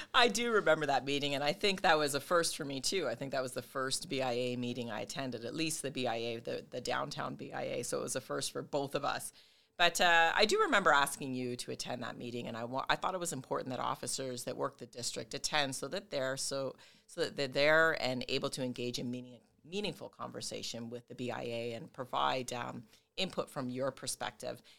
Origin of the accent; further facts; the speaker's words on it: Brampton, Ontario, Canada; moved away as an adult; now in Windsor, Canada; I'm originally from Brampton. I made my way to Windsor